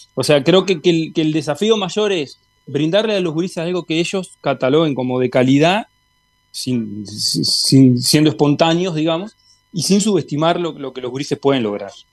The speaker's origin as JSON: {"language": "Spanish", "region": "Tacuarembó", "country": "Uruguay", "said": "yo soy de Tacuarembó"}